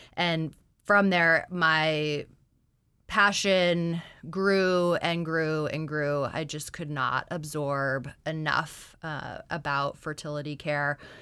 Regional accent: Anchorage, Alaska, United States; I'm originally from Anchorage

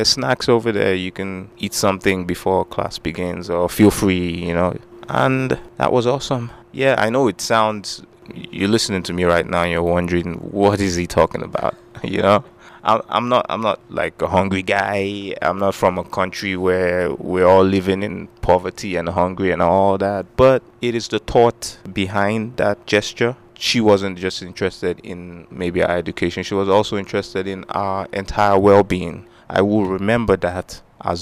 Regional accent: Nigeria; moved away as an adult; now in Anchorage, United States; I'm from Nigeria

